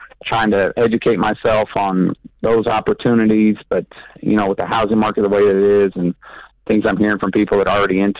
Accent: Kentucky, United States; I am from Kentucky

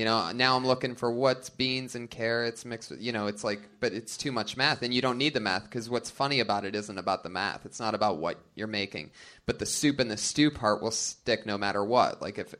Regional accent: Florida, United States; I grew up in Florida. Oh, the trash I've seen.

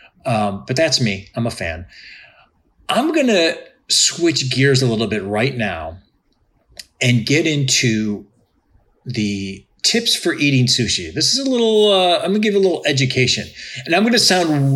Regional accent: Cleveland, Ohio, United States; I'm from Cleveland

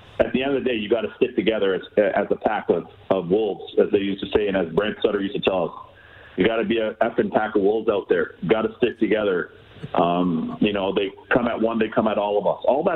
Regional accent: Toronto, Ontario, Canada; I was a young kid growing up in Toronto

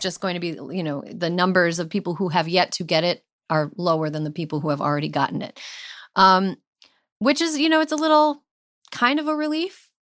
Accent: rural Minnesota, United States; moved away; the closest hospital to my hometown is a half an hour highway drive away

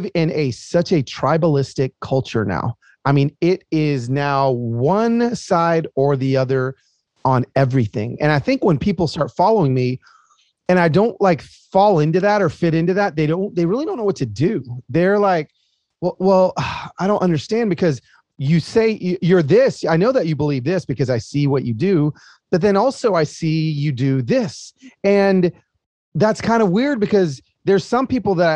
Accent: Los Angeles, California, United States; moved away as an adult; now in Nashville, United States; I'm from Los Angeles.

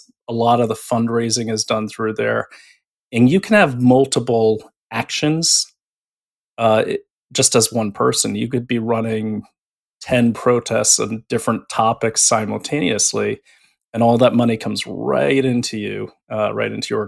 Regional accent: New England, United States; I'm from New England

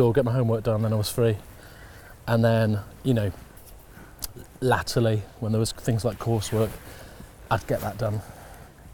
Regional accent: Impington, East of England, United Kingdom; I grew up in Impington

